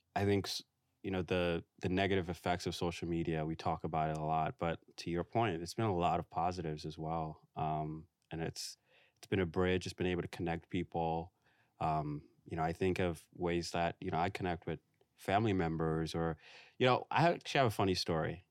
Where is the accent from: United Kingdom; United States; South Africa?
United States; New York City, New York; now in Brooklyn, United States; I grew up in Far Rockaway. I spent a lot of, like, my, um, childhood, went to middle school there